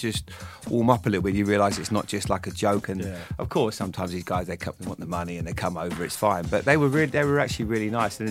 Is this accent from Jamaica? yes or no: no; Bournemouth, South West England, United Kingdom; Growing up in Bournemouth